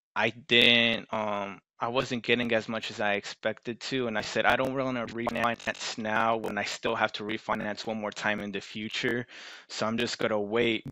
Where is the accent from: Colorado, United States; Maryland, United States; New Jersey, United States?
Maryland, United States; I'm from Maryland